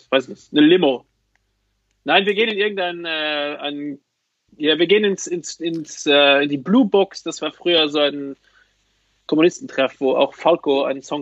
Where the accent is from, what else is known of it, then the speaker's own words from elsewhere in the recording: Luxembourg; Bei uns in Luxemburg heißt das Plastik.